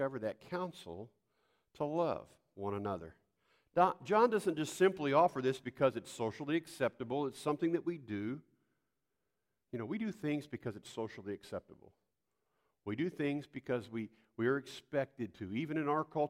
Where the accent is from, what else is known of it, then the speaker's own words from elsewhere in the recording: Poplar Bluff, Missouri, United States; growing up in the South